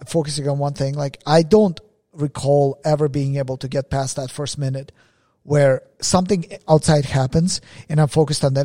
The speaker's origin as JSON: {"language": "English", "country": "Russia", "tie": "born or raised there", "moved": "yes", "said": "I was born in Russia"}